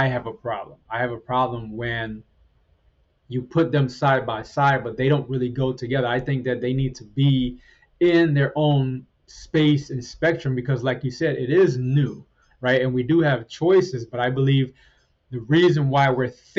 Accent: Trinidad & Tobago; moved away; I was born in Trinidad, in the Caribbean, and we had chickens and other animals

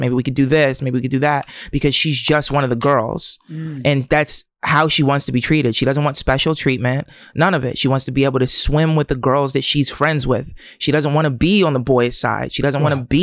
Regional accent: Camden, New Jersey, United States; I'm from Camden

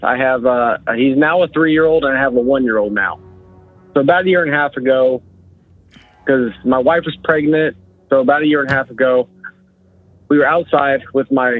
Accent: LaBelle, Florida, United States; I'm from LaBelle, Florida

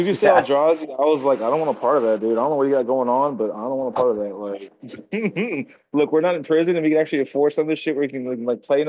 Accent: United States; I'm American. I'm American because I'm born here. Like, I'm indigenous because I was literally born on this land. Like, just like anybody else. Like, my dad was Native American.

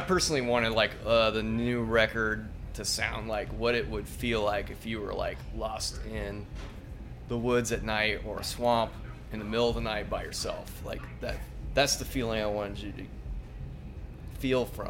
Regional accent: Athens, Georgia, United States; We are mostly from Athens, Georgia

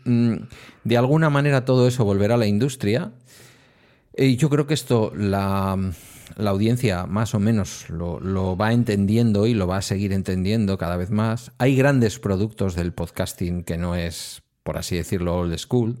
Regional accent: Galdakao, Basque Country, Spain; los viejillos del lugar de aquí de mi pueblo, de Galdacao

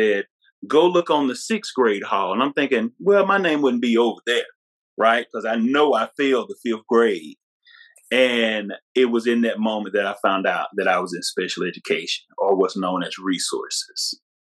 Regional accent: Mississippi, United States; from a little small town in Mississippi

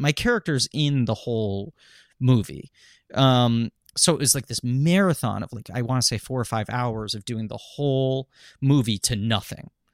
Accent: New York City, New York, United States; I'm from New York City

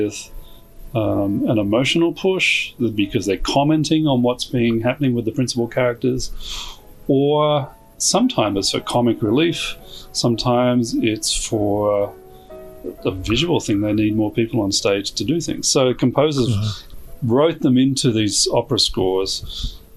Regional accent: Australia; moved away as an adult; now in Chicago, United States; my background, I'm obviously Australian.

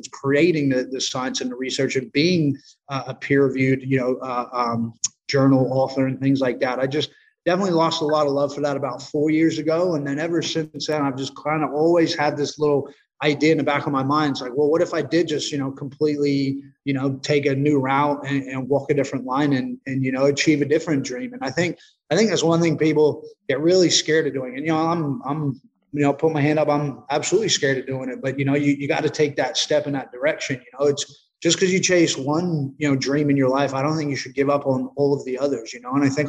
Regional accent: Australia; also born or lived in United States; having two lives almost, you know, growing up in Australia, growing up in America, I was always away from friends and family

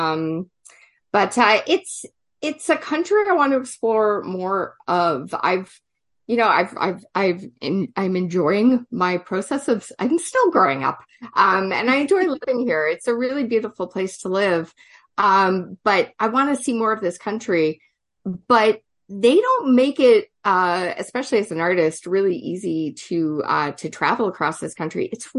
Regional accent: Toronto, Ontario, Canada; also born or lived in Montreal, Quebec; Raised, I would say raised, born Montreal. I was born in Montreal, Quebec, Canada. But I came to Toronto when I was, I think my folks moved here when I was about 8. So I've grown up here.

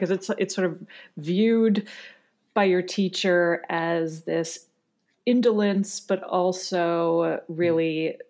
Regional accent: Canada; I'm Canadian.

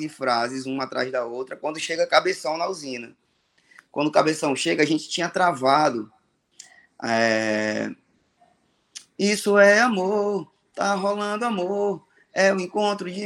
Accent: Fortaleza, Ceará, Brazil; tenho 40 anos, sou natural de Fortaleza

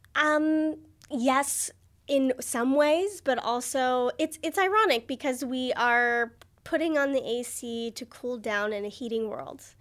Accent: United States; growing up in America

